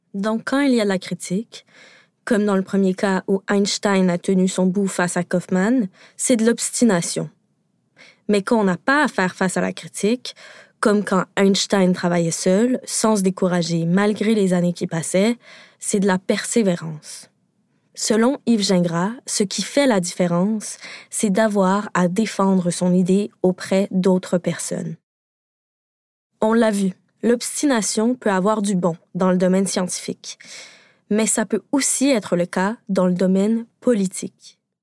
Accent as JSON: {"language": "French", "region": "Quebec", "country": "Canada", "said": "Au Québec, parce que oui, je suis québécoise"}